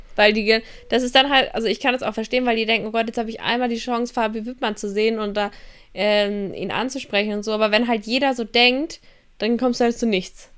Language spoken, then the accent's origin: German; Kiel, Schleswig-Holstein, Germany; Kiel ist auch ein Dorf gefühlt, wo ich herkomme